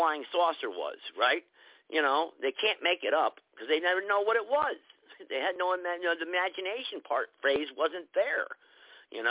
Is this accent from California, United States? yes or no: no; New Hampshire, United States; I grew up in New Hampshire, in the mountains up there